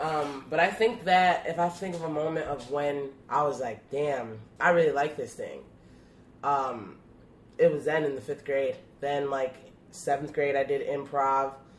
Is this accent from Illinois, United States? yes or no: yes; Chicago, Illinois, United States; growing up in Pilsen and being just like the, you know, one of like five, you know, biracial kids in the neighborhood